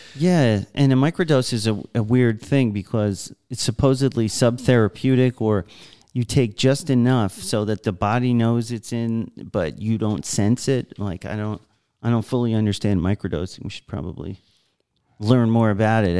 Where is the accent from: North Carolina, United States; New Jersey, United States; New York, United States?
New York, United States; I was the last schmuck growing up in New York who s, was still working there